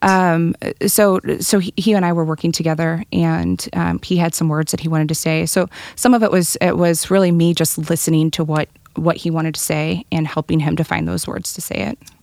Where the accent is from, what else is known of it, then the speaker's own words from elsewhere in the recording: St. Charles, Missouri, United States; now in St. Louis, United States; I grew up in Saint Charles, where my mom owns a cafe on the historic district of Main Street.